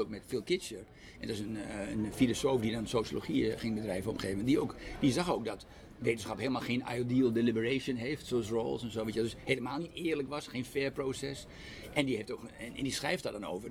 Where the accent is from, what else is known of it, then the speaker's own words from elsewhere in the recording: Netherlands; wij, als Nederlanders